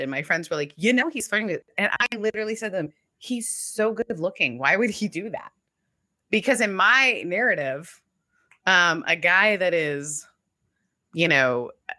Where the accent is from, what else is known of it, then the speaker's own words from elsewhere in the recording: Canada; also born or lived in the South (US); now in United States; I grew up in Canada and then moved to the South